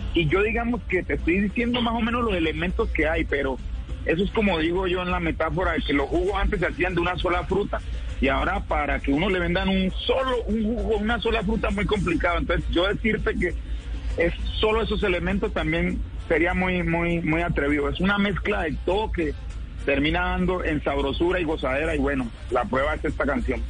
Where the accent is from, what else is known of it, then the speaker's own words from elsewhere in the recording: Chocó, Colombia; como colombianos, como chocuanos